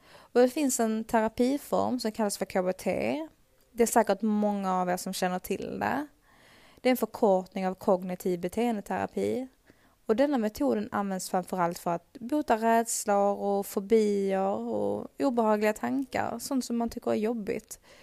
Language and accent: Swedish; Sweden; Här hemma i Sverige